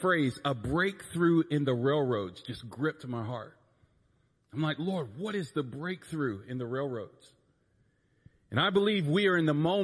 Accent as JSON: {"language": "English", "region": "North Carolina", "country": "United States", "tie": "born or raised there", "said": "I'm from North Carolina. I was born that way. I was born over there where people sound like this."}